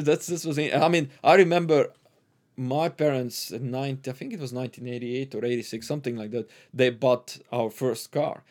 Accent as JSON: {"language": "English", "region": "Transylvania", "country": "Romania", "tie": "born or raised there", "first_language": "Hungarian", "second_language": "English", "moved": "yes", "said": "I was born and raised till I left the Romania"}